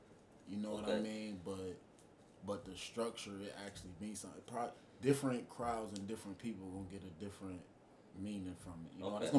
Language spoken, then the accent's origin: English; Youngstown, Ohio, United States; I'm from Youngstown, Ohio, born and raised. You know what I'm saying? I'm 24.